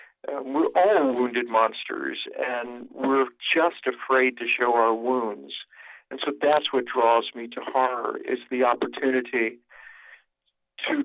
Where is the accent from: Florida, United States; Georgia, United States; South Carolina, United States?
South Carolina, United States; I was raised in South Carolina, out in the country among the ruins of old moss-draped plantations